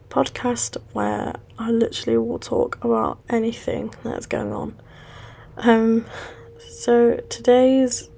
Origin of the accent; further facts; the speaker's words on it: West Midlands, United Kingdom; moved away as an adult; now in Manchester, United Kingdom; I have now moved from my hometown in West Midlands to Manchester, which is up the north of England